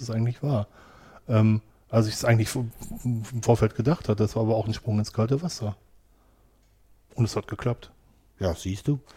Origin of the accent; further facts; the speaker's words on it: Wanne-Eickel, North Rhine-Westphalia, Germany; in Wanne-Eickel echt im Ruhrgebiet groß geworden und ich habe gesagt, ich werde meinen Wanne-Eickel nie verlassen.